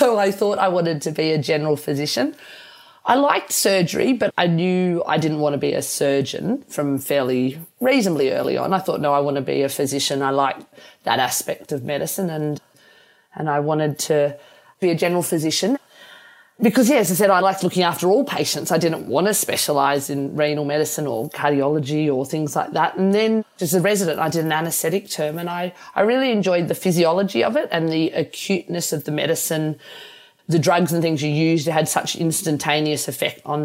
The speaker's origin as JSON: {"language": "English", "town": "Armidale", "region": "New South Wales", "country": "Australia", "tie": "born or raised there", "said": "We grew up in Armidale in northern New South Wales, and I was born in Armidale."}